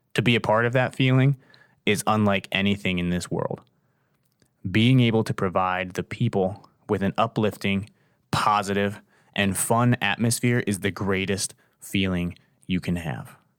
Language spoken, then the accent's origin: English; Canton, Ohio, United States; I grew up down in Canton, the South